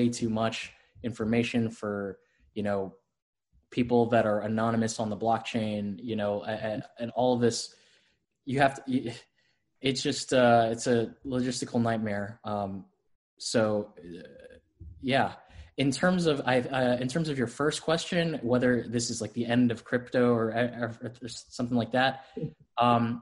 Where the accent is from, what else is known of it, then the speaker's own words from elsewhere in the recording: Florida, United States; I'm from Florida. I grew up, born and raised in Florida